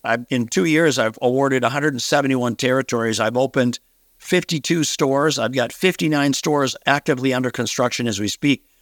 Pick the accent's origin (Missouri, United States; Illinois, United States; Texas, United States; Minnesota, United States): Minnesota, United States; a relatively small town here in Minnesota, my hometown where I grew up